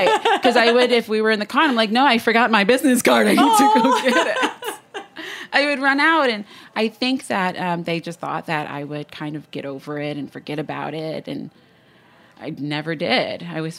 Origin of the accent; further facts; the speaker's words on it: Palm Beach County, Florida, United States; also born or lived in Crete, Greece; came to the States as a kid and went to Palm Beach County by the time I was 4 years old.